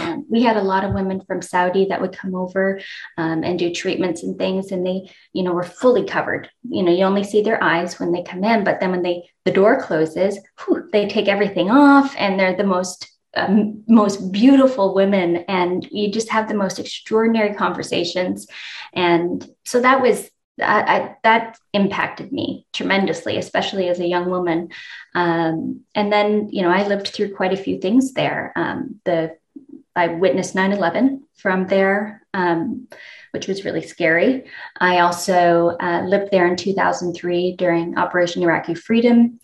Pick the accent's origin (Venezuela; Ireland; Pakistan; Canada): Canada; Moncton, New Brunswick; moved away as an adult; also born or lived in London / Kuwait; now in United States; born and raised in Moncton, Canada